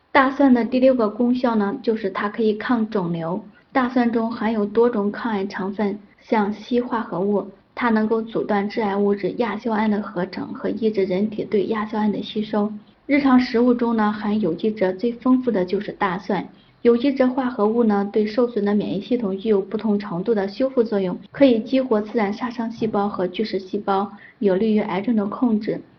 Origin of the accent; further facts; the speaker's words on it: Henan, China; also born or lived in Zhengzhou; 我们河南人